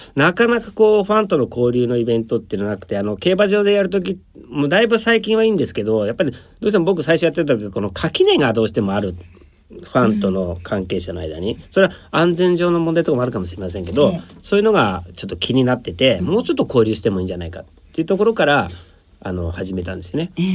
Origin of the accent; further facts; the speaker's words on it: Nagano, Japan; moved away; もう僕ら長野県の山の中で育ったんでもう動物が友達ですよ